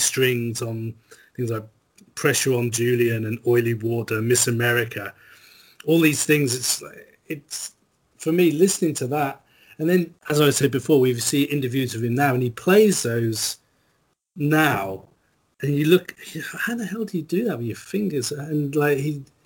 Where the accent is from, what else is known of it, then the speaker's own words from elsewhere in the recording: Norwich, East of England, United Kingdom; my hometown